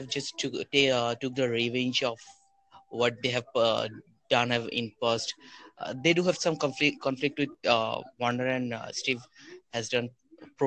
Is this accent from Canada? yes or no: no; Bangladesh; I'm from Bangladesh